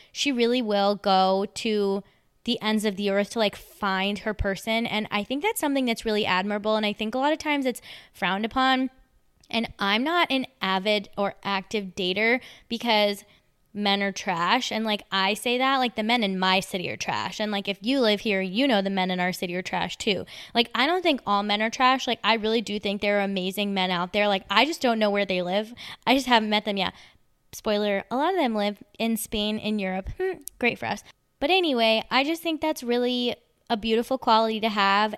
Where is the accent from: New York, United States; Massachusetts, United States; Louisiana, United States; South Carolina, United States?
New York, United States; Long Island; I used to ride the Long Island Railroad all the time 'cause I'm from Long Island